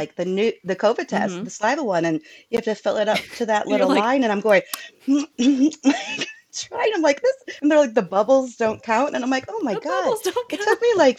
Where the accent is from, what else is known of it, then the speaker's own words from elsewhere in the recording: Iowa, United States; That's Iowa, my home state and Mindy's home state and my current living state as well.